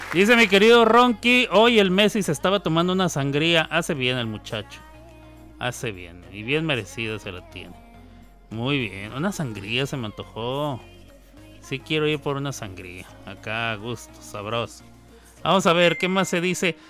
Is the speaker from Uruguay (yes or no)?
no; Mexico; also born or lived in New York, United States; now in Oklahoma, United States